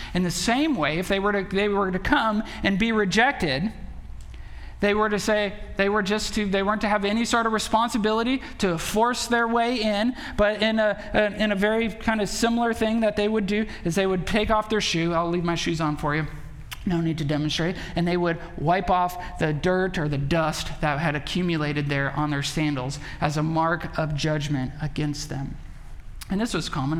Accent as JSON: {"language": "English", "town": "Belmont", "region": "Wisconsin", "country": "United States", "tie": "born or raised there", "moved": "yes", "said": "we went back to, to Belmont"}